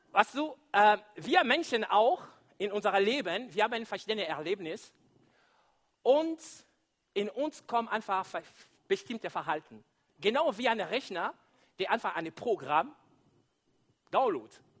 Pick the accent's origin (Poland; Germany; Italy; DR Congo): DR Congo; German is a second language